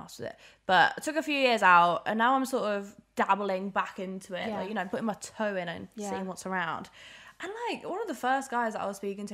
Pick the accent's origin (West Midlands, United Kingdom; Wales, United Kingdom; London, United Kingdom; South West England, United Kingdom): West Midlands, United Kingdom; Birmingham; I'm from Birmingham